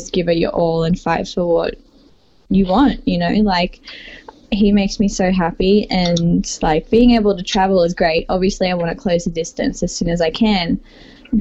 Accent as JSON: {"language": "English", "town": "Sydney", "region": "New South Wales", "country": "Australia", "said": "I'm from Sydney, Australia."}